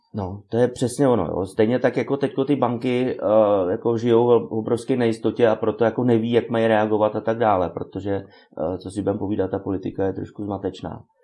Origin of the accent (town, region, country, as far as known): Czechia